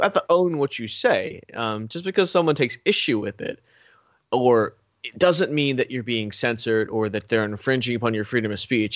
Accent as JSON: {"language": "English", "country": "United States", "tie": "born or raised there", "said": "I was born in America. I was raised in America."}